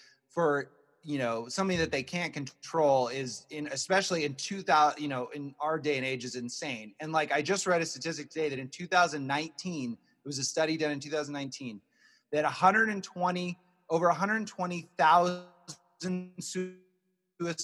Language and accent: English; Midwest, United States; I grew up, we all grew up in the Midwest, but I grew up in the Midwest